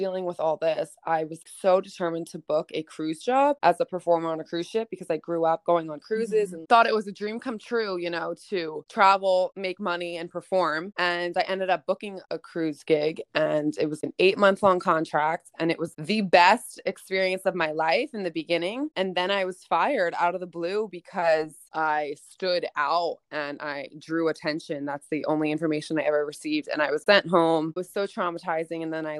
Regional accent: East Coast, United States; I'm from the East Coast, but I stayed with my friend

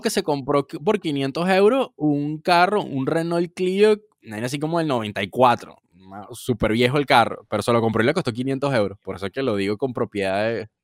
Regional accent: Venezuela; now in Portugal; yo soy venezolano

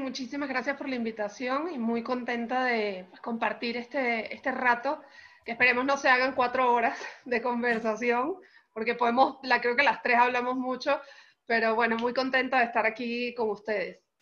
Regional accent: Caracas, Capital District, Venezuela; now in Mexico; soy venezolana, caraqueña, eh, muy, orgullosa de, ser caraqueña

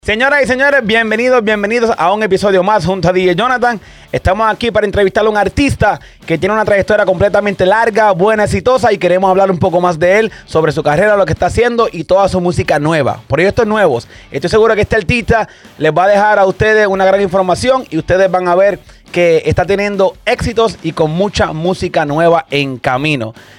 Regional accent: Santa Isabel, Puerto Rico; yo soy de Santa Isabel, Puerto Rico, yo soy de ahí mismo también

